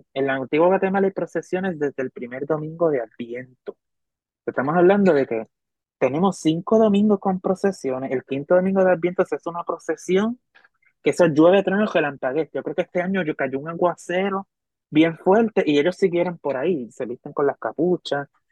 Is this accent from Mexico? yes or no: no; Hormigueros, Puerto Rico; en Hormigueros, la Que es mi pueblo